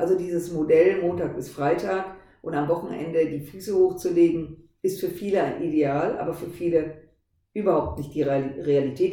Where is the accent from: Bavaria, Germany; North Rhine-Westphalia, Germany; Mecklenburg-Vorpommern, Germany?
North Rhine-Westphalia, Germany; Düsseldorf; seit 20 Jahren habe ich irgendein Mandat in Düsseldorf, in meiner Heimatstadt